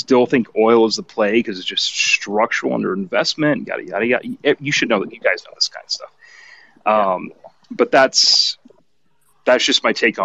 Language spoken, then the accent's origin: English; Nevada, United States; born and raised in Nevada